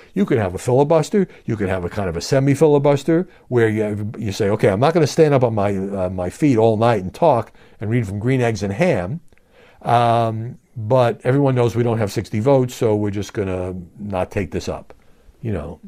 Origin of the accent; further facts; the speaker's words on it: New York City, New York, United States; I'm from Brooklyn